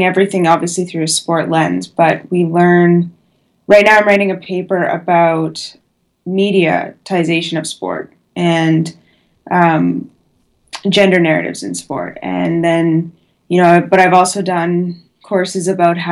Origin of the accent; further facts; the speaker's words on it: Edmonton, Alberta, Canada; moved away as an adult; now in Edinburgh, United Kingdom; we're both from Edmonton